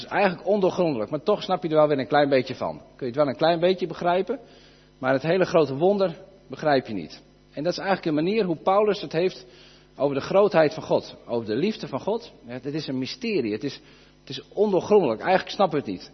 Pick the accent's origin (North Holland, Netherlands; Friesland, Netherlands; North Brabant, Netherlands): Friesland, Netherlands; wij wonen hier, de meeste van ons, denk ik, wonen in Friesland. We zijn ook Fries